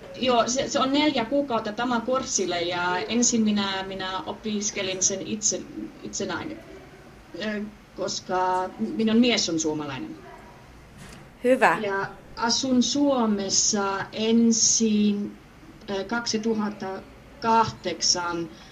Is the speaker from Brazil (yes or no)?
no; Germany; Finnish is a second language; also born or lived in Norway / Pori, Finland; now in Kemi, Finland; tulen Saksasta.